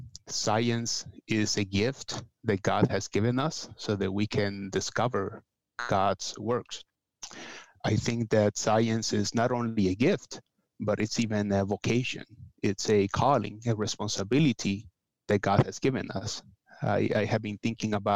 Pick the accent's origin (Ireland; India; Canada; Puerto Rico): Puerto Rico; moved away; I am from Puerto Rico originally, but I have worked with people from all over Latin America, so I feel that I am Latin American in general and Caribbean specifically